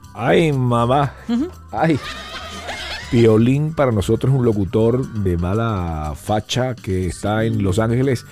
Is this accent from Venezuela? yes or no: yes; Venezuela; now in Miami, United States; yo soy venezolano, no soy peruano